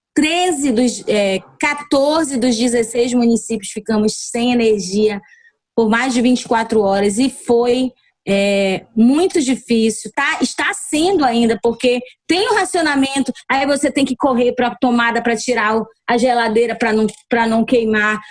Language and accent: Portuguese; Amapá, Brazil; nós somos brasileiros, nós somos amapaenses